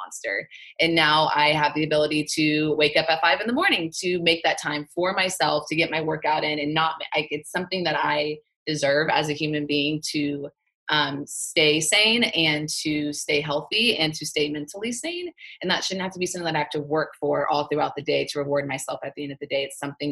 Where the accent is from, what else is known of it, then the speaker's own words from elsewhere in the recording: Texas, United States; moved away as an adult; now in Orange County, California, United States; This Texas girl, I'm from Texas